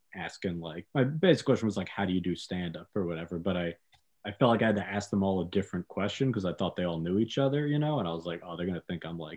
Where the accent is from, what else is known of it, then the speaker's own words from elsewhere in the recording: New York, United States; I'm from New York